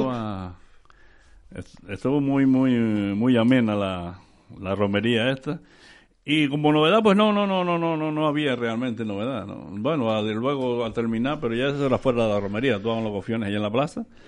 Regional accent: Canary Islands, Spain; a los canarios antes, cuando íbamos para el sur, le decían los rusos

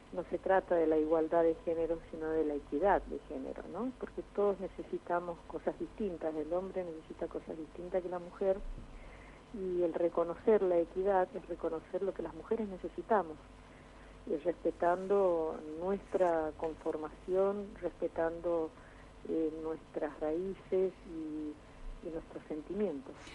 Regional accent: Argentina; retornar hacia la sociedad y hacia mi país

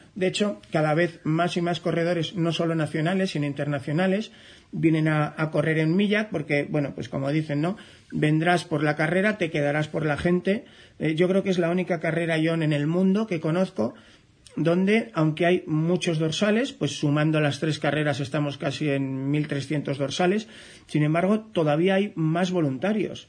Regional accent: Navarre, Spain; yo soy navarro

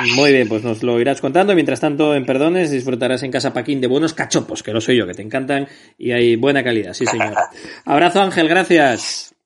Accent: Gijón, Asturias, Spain; soy de Gijón

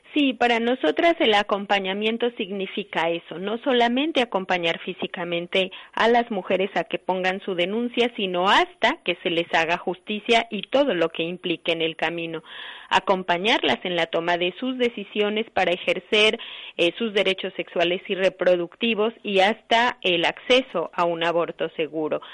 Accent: Guanajuato, Mexico; yo vengo de México, de un estado que se llama Guanajuato

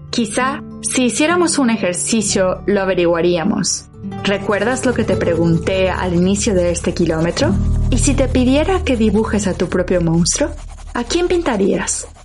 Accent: Mexico; Para los españoles, mi acento es mexicano. Para los mexicanos, sueno cada vez más como los españoles.

